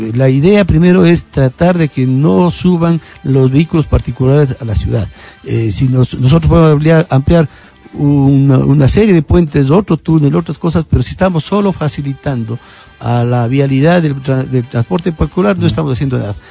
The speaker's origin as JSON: {"language": "Spanish", "town": "Quito", "region": "Pichincha", "country": "Ecuador", "said": "soy un quiteño común como todo el resto"}